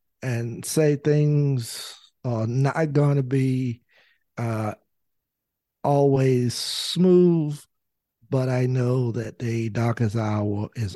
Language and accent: English; North Carolina, United States; I was the youngest African American lawyer at the time practicing in the state of North Carolina.